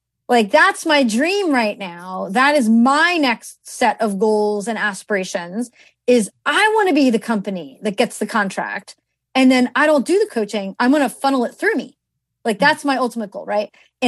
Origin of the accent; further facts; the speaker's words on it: East Coast, United States; I mean, you know, I'm from the East Coast, right? So we have big weddings here.